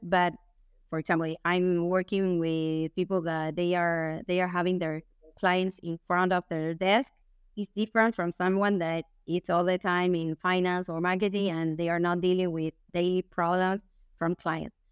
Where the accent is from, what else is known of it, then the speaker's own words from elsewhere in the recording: Buenos Aires, Argentina; English is a second language; I'm from Argentina, from Buenos Aires. I, I live here.